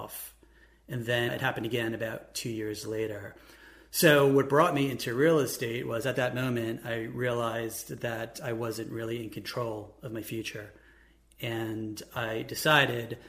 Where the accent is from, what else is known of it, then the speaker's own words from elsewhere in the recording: New York, United States; now in Columbus, United States; I'm originally from New York. I'm now in Columbus